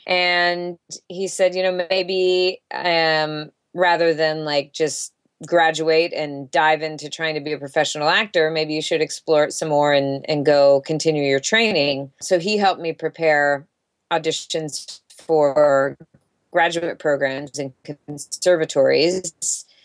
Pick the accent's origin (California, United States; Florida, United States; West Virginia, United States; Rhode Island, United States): Florida, United States; Jacksonville; moved away; I grew up in Jacksonville, Florida